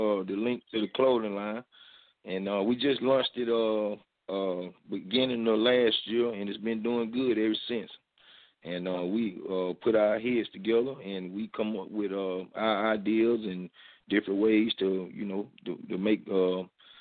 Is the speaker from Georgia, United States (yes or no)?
yes; Albany, Georgia, United States; I'm from Albany, GA